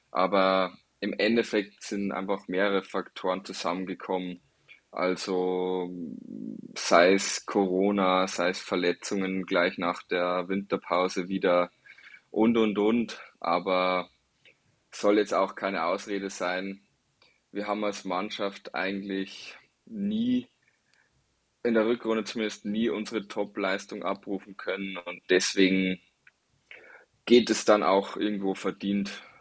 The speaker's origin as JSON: {"language": "German", "town": "Passau", "region": "Bavaria", "country": "Germany", "tie": "born there", "said": "Also ich bin gebürtiger Passauer, habe auch schon einige andere Stationen gesehen"}